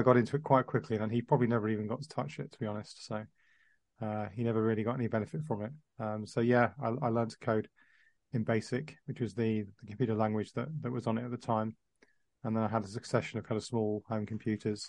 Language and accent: English; Dubai, United Arab Emirates; moved away; I was working in the Middle East, which is actually where I was brought up in Dubai